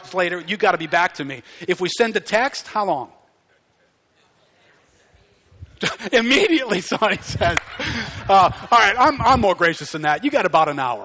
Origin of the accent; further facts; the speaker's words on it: United States; we're Americans